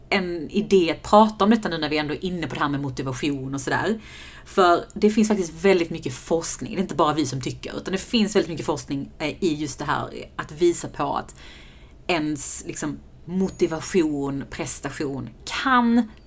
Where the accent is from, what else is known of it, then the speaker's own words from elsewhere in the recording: Iran; Äh, min onion och så vill jag doppa det i naturell yoghurt för att jag är iranier.